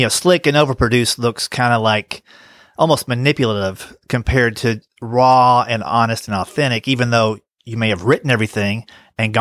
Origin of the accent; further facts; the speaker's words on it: Tennessee, United States; I'm from Tennessee